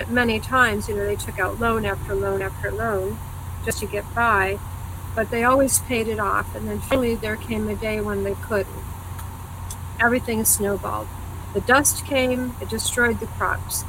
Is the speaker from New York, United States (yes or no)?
yes; New York, United States; also born or lived in Texas / Rochester, New York; I was born in Texas. Texan, and I was born in Texas. But I came to New York State when I was just a babe in arms.